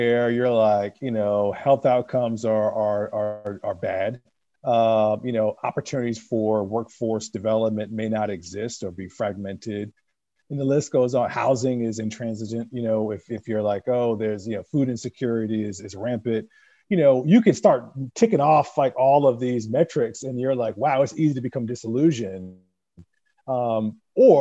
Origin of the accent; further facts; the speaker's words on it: New York, United States; growing up in New York